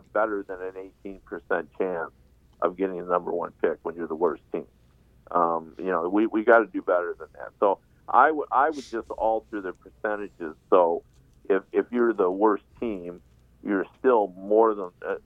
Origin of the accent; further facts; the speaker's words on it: Michigan, United States; I grew up in Michigan